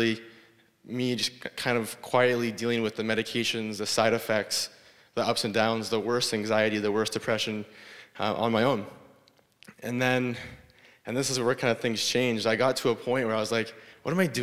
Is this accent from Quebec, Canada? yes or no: no; Guelph, Ontario, Canada; I grew up in Guelph